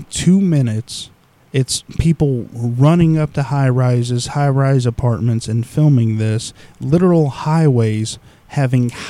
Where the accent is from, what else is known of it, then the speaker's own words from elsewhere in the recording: United States; we're from America